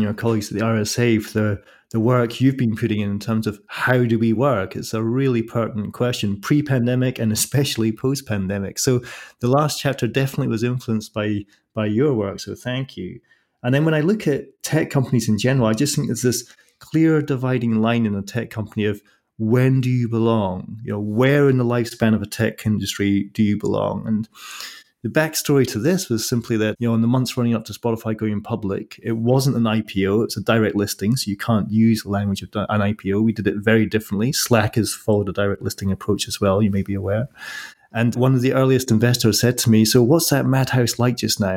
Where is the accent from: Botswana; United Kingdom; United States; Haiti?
United Kingdom; Scotland; I'm from Scotland, so I'm used to the same climate